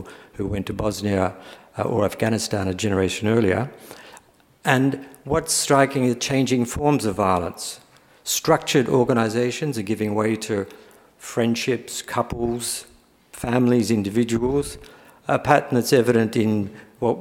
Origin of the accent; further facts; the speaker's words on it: Australia; moved away as an adult; also born or lived in Melbourne; now in United Kingdom; I'm living in Britain at the moment. I'm originally from Australia.